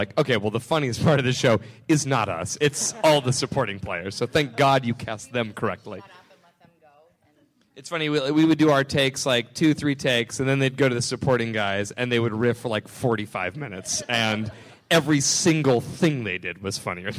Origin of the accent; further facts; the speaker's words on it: the South, United States; I'm from the South